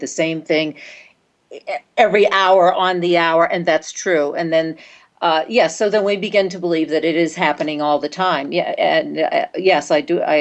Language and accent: English; New York, United States; I'm from New York